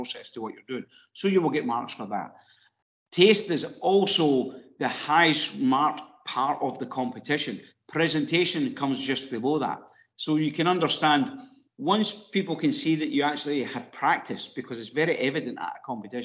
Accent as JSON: {"language": "English", "country": "Ireland", "accent": "Irish", "moved": "as an adult", "said": "my accent probably gives it away. I lived in Ireland for 24 years."}